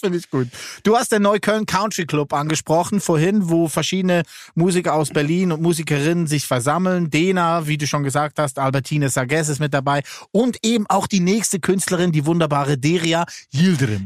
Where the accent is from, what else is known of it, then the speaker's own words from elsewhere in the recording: Lucerne, Switzerland; Da, wo ich herkomme, sage ich Milchkästli